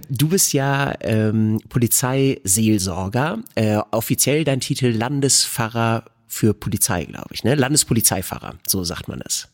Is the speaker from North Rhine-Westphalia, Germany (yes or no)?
yes; Bad Salzuflen, North Rhine-Westphalia, Germany; Bad Salzuflen, wo ich herkomme